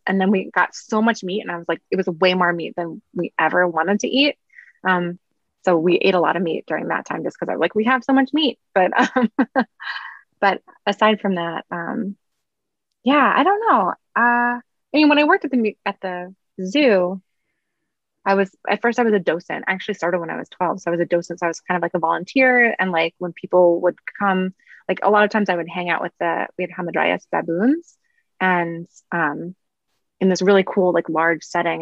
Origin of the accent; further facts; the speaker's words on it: New York City, New York, United States; I grew up in Brooklyn